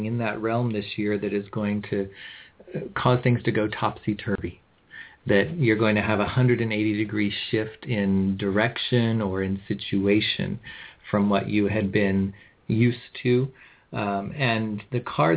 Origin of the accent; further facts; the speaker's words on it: California, United States; I'm from California.